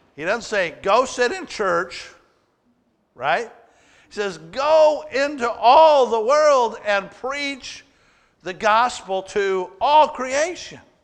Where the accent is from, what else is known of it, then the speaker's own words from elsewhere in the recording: Waterloo, Oregon, United States; as a little kid growing up in Waterloo, Oregon